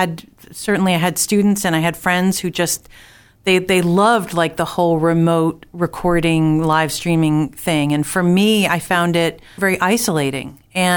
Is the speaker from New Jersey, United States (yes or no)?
yes; New Jersey, United States; also born or lived in Boston area; now in Boston, United States; I was born in New Jersey